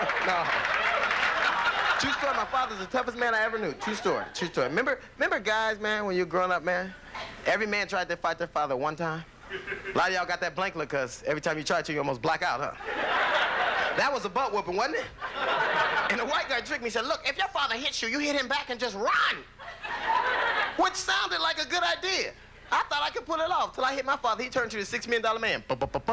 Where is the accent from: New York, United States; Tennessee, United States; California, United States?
California, United States; Los Angeles; I grew up in Los Angeles in a gang